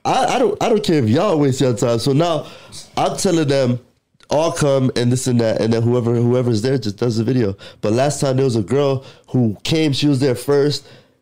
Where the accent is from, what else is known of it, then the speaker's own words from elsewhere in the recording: Florida, United States; I'm from Florida.